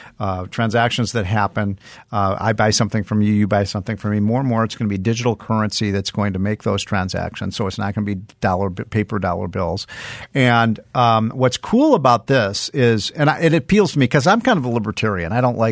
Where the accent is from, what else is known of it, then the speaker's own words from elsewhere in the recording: Chicago, Illinois, United States; I remember when I was a kid, I grew up in Chicago, and I remember one time when I was about 12 years old.